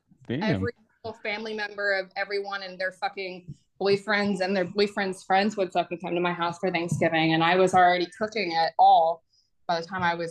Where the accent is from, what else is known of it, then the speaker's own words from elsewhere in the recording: the South, United States; I'm from the South.